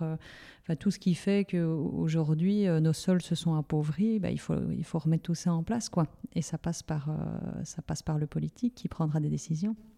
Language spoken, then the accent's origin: French; Liège, Wallonia, Belgium; comme je suis liégeoise